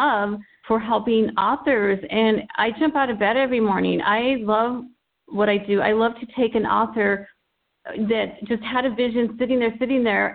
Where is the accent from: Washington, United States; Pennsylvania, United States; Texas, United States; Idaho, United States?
Texas, United States; El Paso; I'm working with 10 students in El Paso, Texas, my hometown